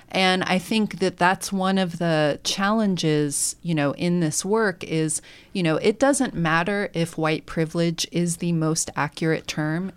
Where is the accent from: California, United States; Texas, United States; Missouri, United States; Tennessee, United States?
California, United States; Bay Area; now in Bloomington, United States; I'm from the Bay Area, which is a much more, obviously, diverse community